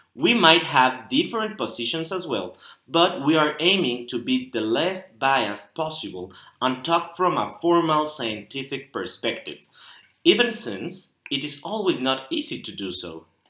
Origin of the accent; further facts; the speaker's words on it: Mexico; from Mexico